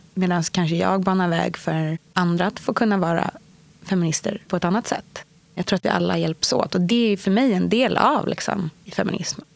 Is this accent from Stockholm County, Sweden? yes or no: yes; Stockholm, Stockholm County, Sweden; Jag är uppväxt på Östermalm i Stockholm hos min mamma och pappa